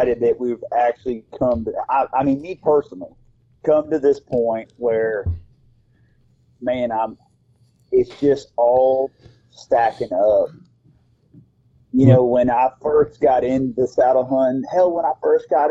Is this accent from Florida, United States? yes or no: yes; Key West, Florida, United States; I'm from Key West?